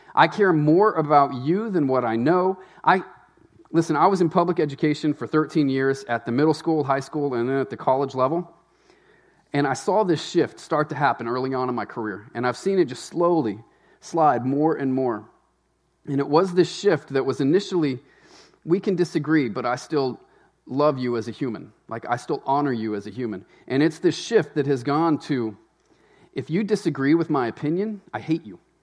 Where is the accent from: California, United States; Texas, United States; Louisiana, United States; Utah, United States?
Louisiana, United States; moved away as an adult; also born or lived in Tennessee; now in Maine, United States; I was raised in Louisiana